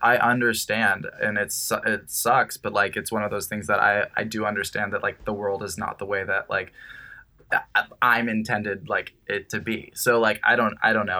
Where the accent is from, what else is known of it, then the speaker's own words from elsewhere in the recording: Costa Mesa, California, United States; now in Los Angeles, United States; growing up in Costa Mesa